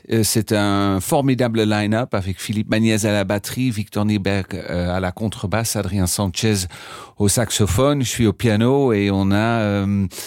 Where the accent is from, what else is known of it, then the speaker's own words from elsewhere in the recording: Amsterdam, North Holland, Netherlands; now in Paris, France; d'Amsterdam, oui.